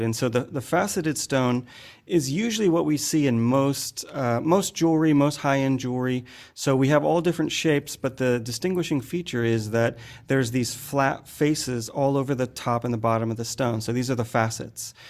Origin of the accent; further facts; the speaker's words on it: United States; moved away as an adult; also born or lived in San Francisco; now in Bangkok, Thailand; I'm an American guy who's been cutting gemstones for a bunch of years now